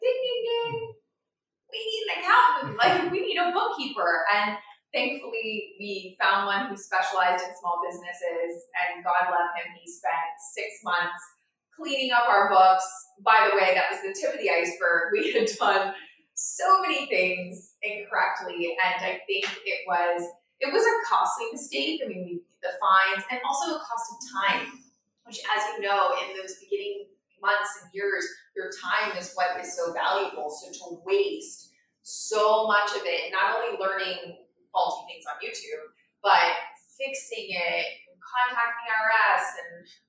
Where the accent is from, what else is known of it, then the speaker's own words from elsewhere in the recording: Florida, United States; moved away; I grew up in Florida